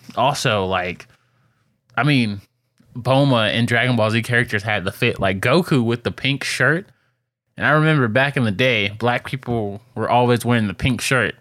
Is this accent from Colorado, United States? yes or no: no; Detroit, Michigan, United States; as a kid growing up in Detroit